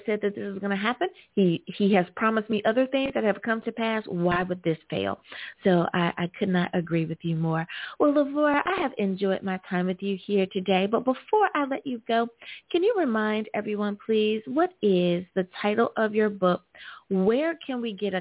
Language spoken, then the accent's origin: English; United States; my home country, of course, the good old U.S. of A.